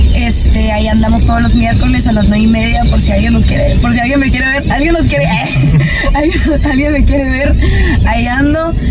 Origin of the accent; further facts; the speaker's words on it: Monterrey, Nuevo León, Mexico; soy de Monterrey